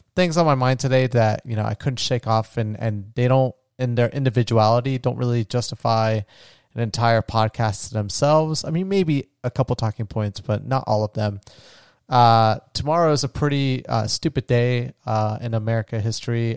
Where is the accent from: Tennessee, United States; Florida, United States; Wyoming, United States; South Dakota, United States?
Florida, United States; my home state of Florida